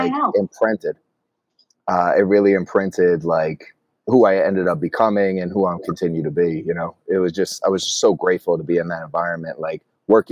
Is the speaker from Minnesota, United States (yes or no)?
no; Atlantic City, New Jersey, United States; moved away as an adult; also born or lived in New York; I grew up in Atlantic City, New Jersey